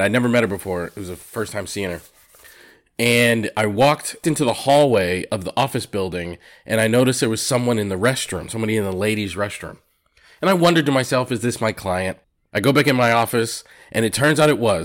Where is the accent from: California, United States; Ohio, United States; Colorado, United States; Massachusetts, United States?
Massachusetts, United States; growing up in Massachusetts